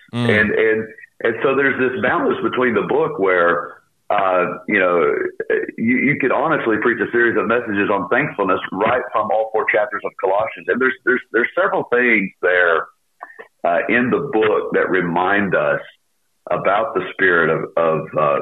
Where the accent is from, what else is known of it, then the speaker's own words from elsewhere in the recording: Charlotte, North Carolina, United States; I pastor in Charlotte, North Carolina, at Laurel Baptist Church, a church that we replanted 13 years ago here in my hometown. I was raised here